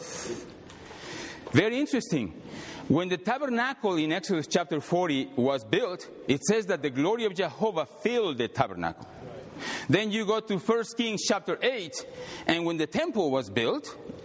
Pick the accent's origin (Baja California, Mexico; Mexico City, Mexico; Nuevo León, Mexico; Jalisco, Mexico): Mexico City, Mexico; moved away as an adult; now in United States; I came from Mexico City, 1988. When I came here, pure Mexican